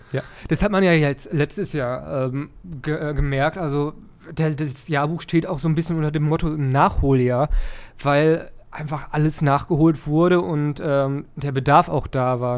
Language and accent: German; Dorsten, North Rhine-Westphalia, Germany; moved away as an adult; now in Kirchhellen, Germany; Ursprünglich komme ich aus Dorsten, aber ich wohne da jetzt Seit ein paar Jahren